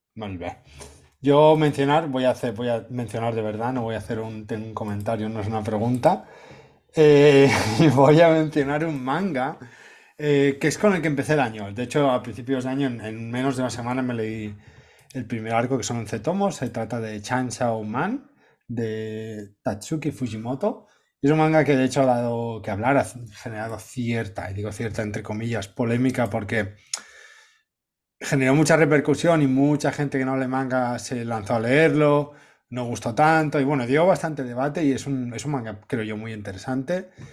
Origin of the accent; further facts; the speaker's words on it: Cambrils, Catalonia, Spain; mi pueblo, Cambrils, el Mediterráneo